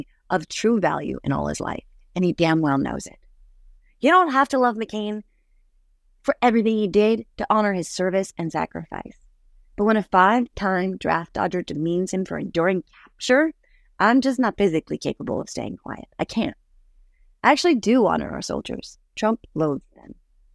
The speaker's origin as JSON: {"language": "English", "country": "United States", "said": "as an American"}